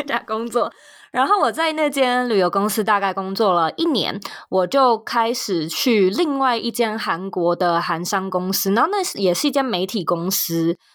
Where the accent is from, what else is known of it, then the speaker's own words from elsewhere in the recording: Taipei, Taiwan; moved away as an adult; also born or lived in New York / West Coast, United States; now in United States; 都是在台湾土生土长地在台北长大，在台北念书跟工作